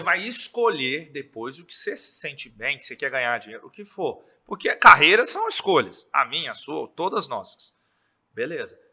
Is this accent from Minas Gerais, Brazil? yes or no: yes; Governador Valadares, Minas Gerais, Brazil; also born or lived in Viçosa; Sou daqui, sempre morei aqui com 17 anos